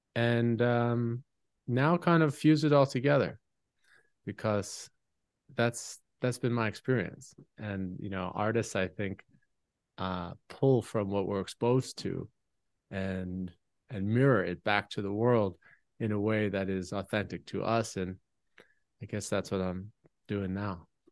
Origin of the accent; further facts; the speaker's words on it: United States; my community growing up in America